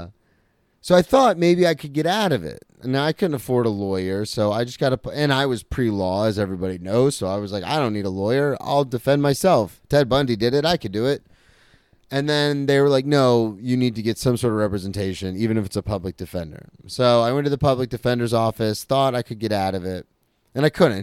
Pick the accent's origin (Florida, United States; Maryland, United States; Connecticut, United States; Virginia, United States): Florida, United States; I was a comic from Florida